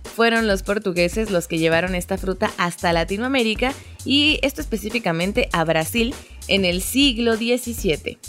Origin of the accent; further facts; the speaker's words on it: Mexico; como mexicanos